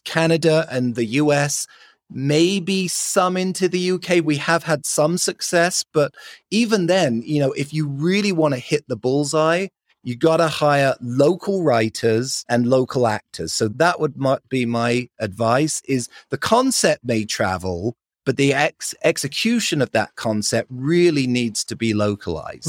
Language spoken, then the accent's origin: English; London, United Kingdom; accent: British; moved away as an adult; now in Salt Lake City, United States; I grew up in London, lived there for twenty years, and then moved out to the States, originally to go to university